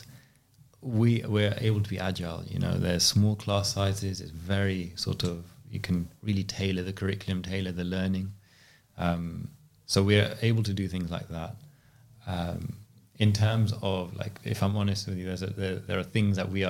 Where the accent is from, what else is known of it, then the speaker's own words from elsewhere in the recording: London, United Kingdom; I grew up here in West London